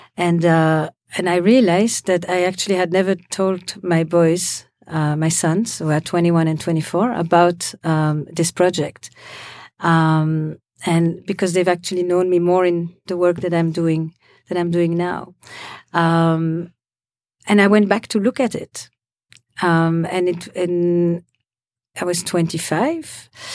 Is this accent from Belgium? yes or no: yes; Belgium; moved away; also born or lived in Israel; I come from Belgium